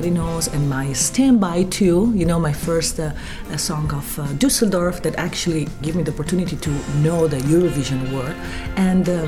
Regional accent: San Marino; from San Marino.

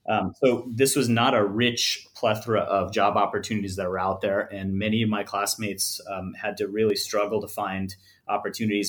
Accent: Los Angeles, California, United States; I'm born and raised in Los Angeles

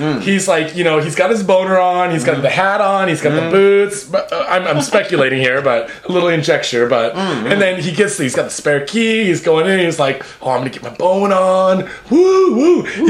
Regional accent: Saitama, Japan; I'm from Saitama.

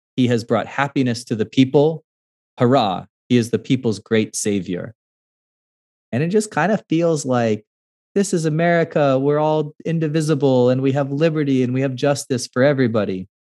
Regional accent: California, United States; I'm not from the United States, I'm from California

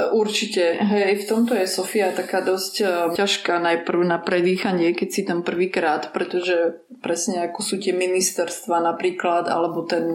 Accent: Slovakia; also born or lived in Ukraine (ancestry); ja som Ukrajinka pôvodom, hoci Aha. som sa narodila na Slovensku

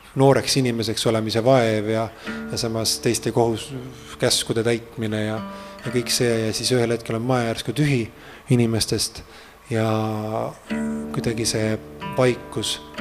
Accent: Treimani, Pärnu County, Estonia; minu sellise siis aborigeensele päritolule kuskilt äh, mere äärest äh, mere lähedalt, Läti piiri lähedalt sealt Treimani äh, külast

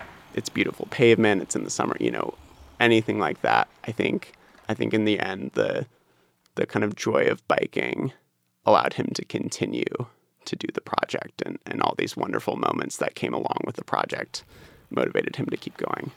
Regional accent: Seattle, Washington, United States; I grew up in Wallingford

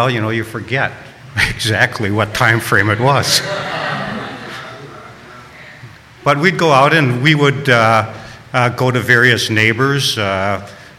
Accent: Milwaukee, Wisconsin, United States; I was brought up in Milwaukee

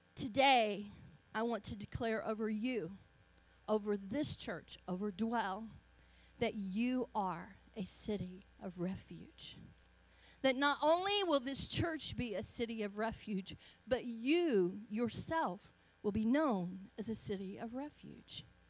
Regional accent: Augusta, Georgia, United States; accent: Southern; moved away; I'm Southern. You can tell I'm Southern. I'm proud of my Southern roots. I was born in Augusta, Georgia. Um, so if my uh, dialect is a little different

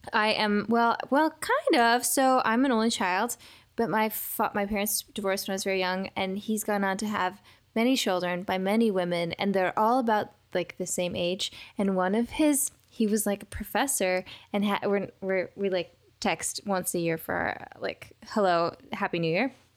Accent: Seattle, Washington, United States; moved away as an adult; now in Los Angeles, United States; I've never lived in Turkey. I was raised in Seattle

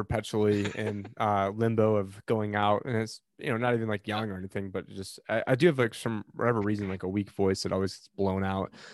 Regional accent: Syracuse, New York, United States; moved away; my hometown Syracuse

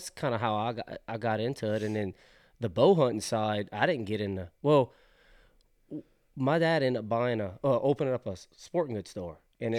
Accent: Southern United States, United States; Like I grew up down in the South, like real South, where we didn't even have deer.

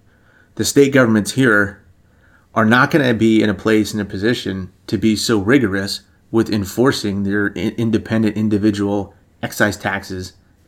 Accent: Ohio, United States; If I'm from Ohio and I go down to over to Delaware, okay, and within a certain radius of Ohio, yeah. I'm going to blend in fairly well.

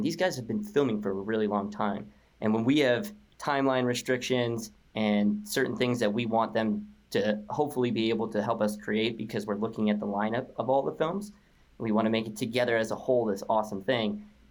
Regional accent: Connecticut, United States; now in Boulder, United States; I grew up on the East Coast. I grew up in Connecticut, pretty close to Long Island Sound.

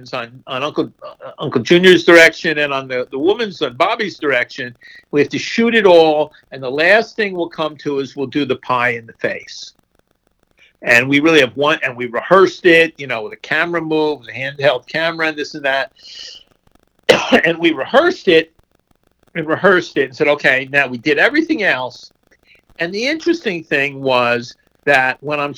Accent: Essex County, New Jersey, United States; moved away; I was basically in my hometown

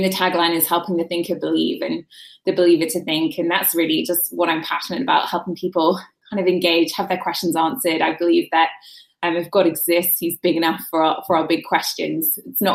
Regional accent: London, United Kingdom; moved away as an adult; now in United States; where I grew up in London was so secular

